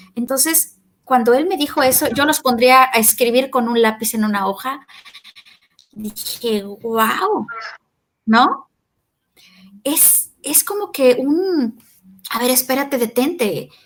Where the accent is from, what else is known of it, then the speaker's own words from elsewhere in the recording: Mexico; nosotros como latinoamericanos, este, en Argentina y en México